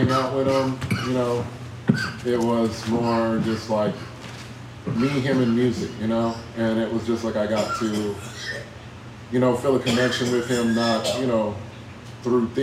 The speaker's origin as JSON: {"language": "English", "town": "Austin", "region": "Texas", "country": "United States", "tie": "born or raised there", "said": "I am from Austin, Texas, the east side, born and raised. And, well, no, I was raised on the south part of Austin"}